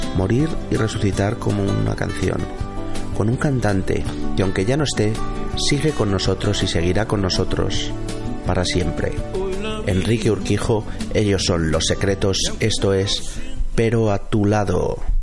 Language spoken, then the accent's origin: Spanish; Spain; nuestro país